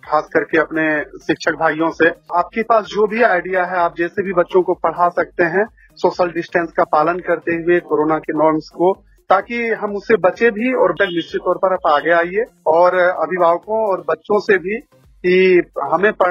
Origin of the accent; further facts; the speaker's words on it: Dumka district, Jharkhand, India; हम उस जगह से आते हैं सर झारखंड के दुमका जिला के आदिवासी बहुल गाँव 80 परसेंट आदिवासी लोग यहाँ पर हैं और काफी गरीबी है